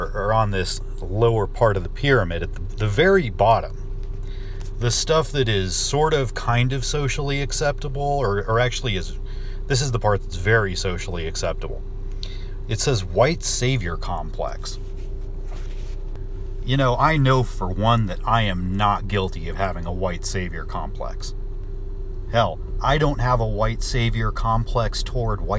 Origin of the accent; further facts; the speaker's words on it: California, United States; I'm from California